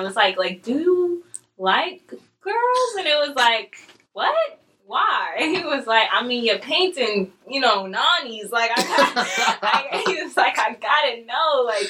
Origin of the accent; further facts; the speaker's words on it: New York City, New York, United States; also born or lived in the Bronx, New York; I grew up in Harlem. Like, I went to old schools in Harlem.